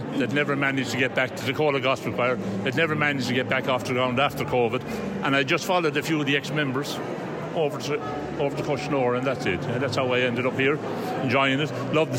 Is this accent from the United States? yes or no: no; Jenkinstown, Leinster, Ireland; I'm from Jenkinstown